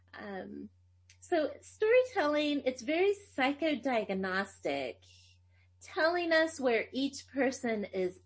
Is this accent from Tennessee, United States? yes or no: yes; Tennessee, United States; first language Greek; English is a second language; I speak Greek. It was actually my first language and I grew up in Tennessee and I learned English and we spoke Greek in the home.